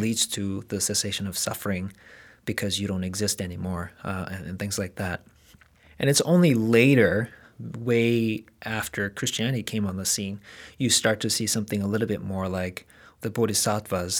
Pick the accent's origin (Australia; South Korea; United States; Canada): South Korea; moved away; I grew up in South Korea